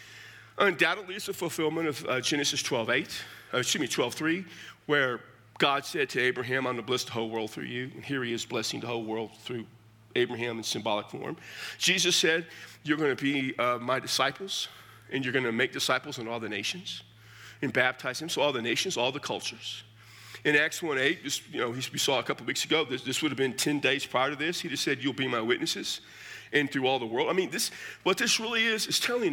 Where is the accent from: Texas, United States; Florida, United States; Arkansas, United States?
Texas, United States; South; accent: Texas twang; first language English; now in New Mexico, United States; I'm from South Texas. I have a Texas twang. If I want to jack it up a bit, I can really sound like I'm from Texas